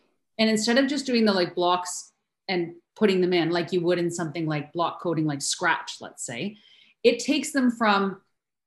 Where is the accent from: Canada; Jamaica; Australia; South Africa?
Canada; I'm Canadian